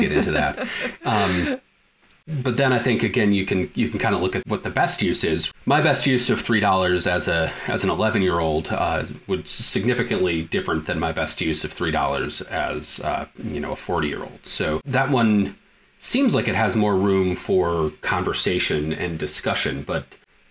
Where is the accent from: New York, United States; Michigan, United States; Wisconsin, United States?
Michigan, United States; moved away; also born or lived in Montana; born and raised in Michigan, but I spent around a decade in Montana.